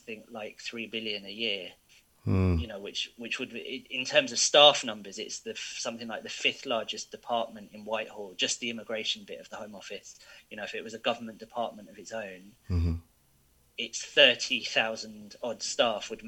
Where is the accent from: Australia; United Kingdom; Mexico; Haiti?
United Kingdom; I was born here. I'm a British citizen